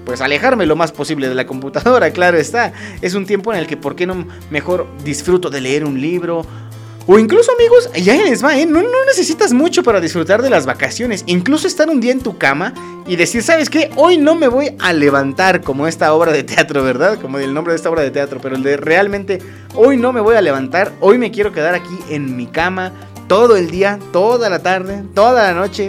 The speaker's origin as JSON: {"language": "Spanish", "town": "Acambay", "region": "State of Mexico", "country": "Mexico", "also_born_or_lived": "Toluca", "said": "los que somos de aquí de Acambay"}